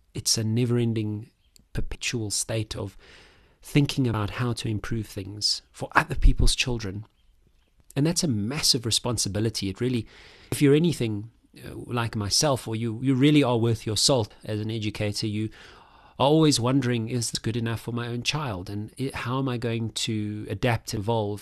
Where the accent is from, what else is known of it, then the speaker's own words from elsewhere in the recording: South Africa; I'm a South African man, thirty-five, thirty-five-year-old